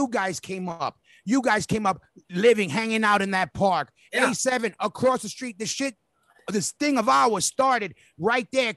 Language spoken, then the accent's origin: English; New York City, New York, United States; we literally grew up. We grew in that park. We came up in that park.